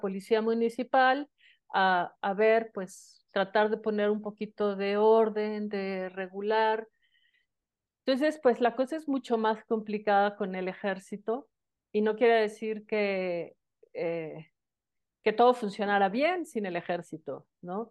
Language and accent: Spanish; Mexico City, Mexico; yo soy originaria de la Ciudad de México